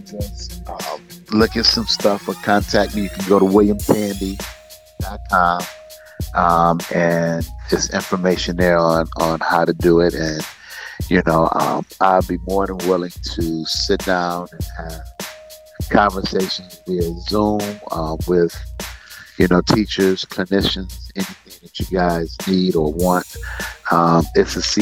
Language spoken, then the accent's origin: English; Detroit, Michigan, United States; I grew up on Linwood